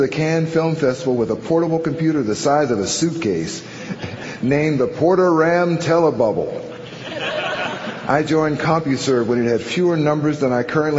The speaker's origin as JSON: {"language": "English", "town": "Urbana", "region": "Illinois", "country": "United States", "tie": "born or raised there", "said": "Some of the famous early computers were being built in my hometown of Urbana, the birthplace of HAL 9000."}